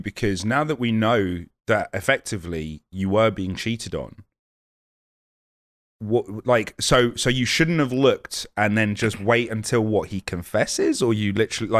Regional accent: United Kingdom; I don't want to eat any foreign muck. So I'm super British like that.

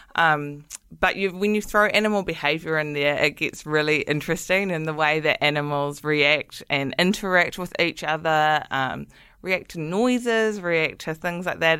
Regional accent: Manawatū-Whanganui, New Zealand; moved away as an adult; I'm originally from the Manawatu.

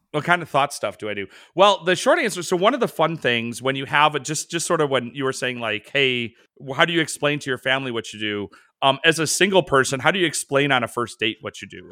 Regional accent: Chicago, Illinois, United States; I'm from the Midwest, I'm from Chicago.

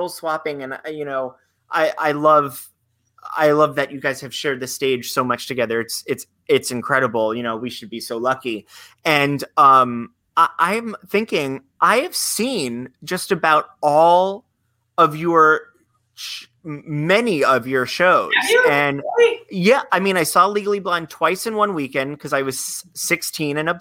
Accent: Florida, United States; Growing up in Florida

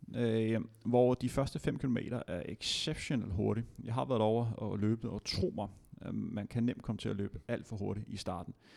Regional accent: Denmark; som dansker

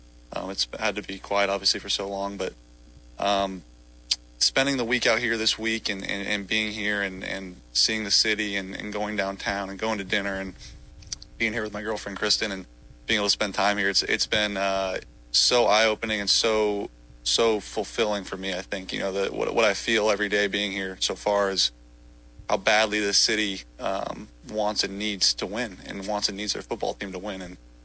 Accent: California, United States; And, you know, I'm from California.

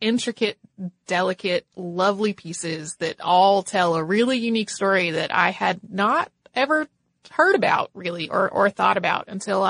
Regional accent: Bermuda; born or raised there

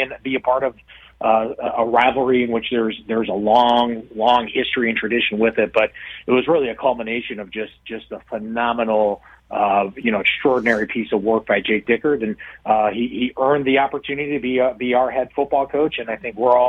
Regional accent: Midwest, United States; I'm from the Midwest

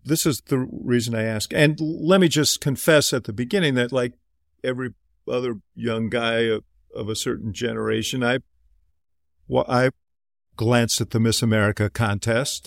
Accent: Midwest, United States; also born or lived in New York; Even though I was born in New York, I've spent most of my life in the Midwest

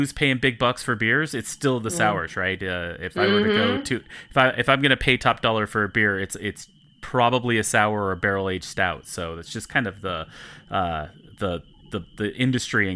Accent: Utah, United States; moved away as an adult; now in Colorado, United States; I do live in Colorado now, but I was born and raised and actually started homebrewing in Utah.

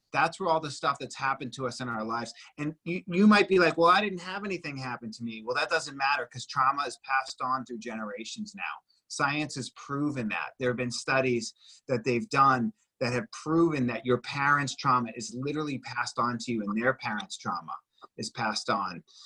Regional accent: Boston, Massachusetts, United States; now in Los Angeles, United States; I'm from Boston originally

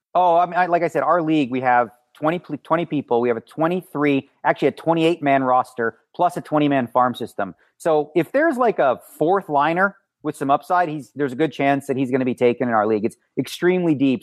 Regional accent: Toronto, Ontario, Canada; moved away as an adult; now in Las Vegas, United States; Well, I guess my hometown would be Toronto, but I do live in Las Vegas for the last twenty years

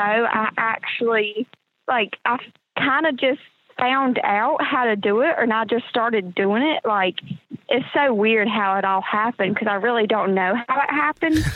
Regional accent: North Carolina, United States; from North Carolina. I've lived here my whole life. Grew up on a farm with my grandparents and my mom.

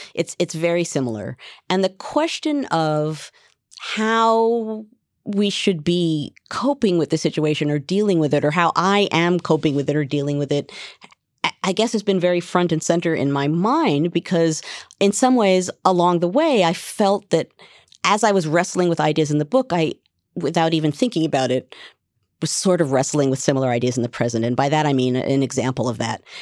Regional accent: United States; as an American

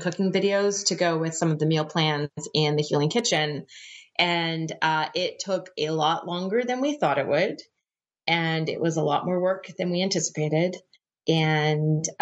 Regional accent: Canada; moved away; I grew up in a very mild part of Canada

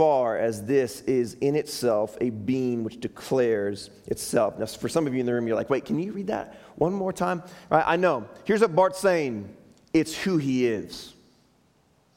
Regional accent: Chicago, Illinois, United States; moved away; That's my hometown. That's where we moved here from

